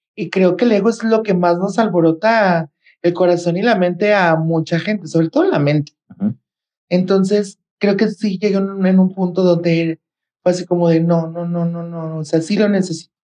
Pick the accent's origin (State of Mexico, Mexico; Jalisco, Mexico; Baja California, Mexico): Jalisco, Mexico; Guadalajara; soy de Guadalajara, Jalisco